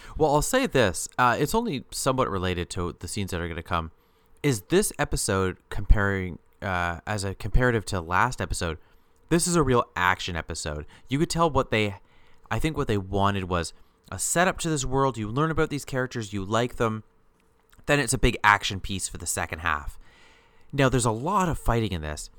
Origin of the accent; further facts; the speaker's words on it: Canada; we're both Canadian